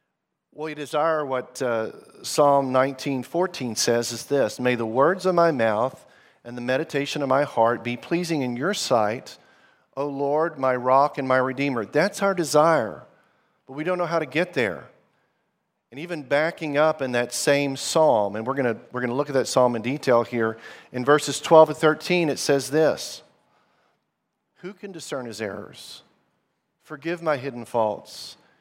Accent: Zimbabwe; also born or lived in Arkansas, United States; I grew up in the country that's now known as Zimbabwe. My parents were missionaries there. We're from Arkansas in the U.S., good place to get barbecue and fried chicken.

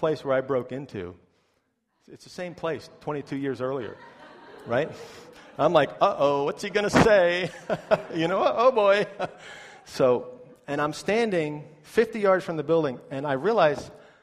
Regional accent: New York, United States; moved away as an adult; now in Florida, United States; this is in my hometown

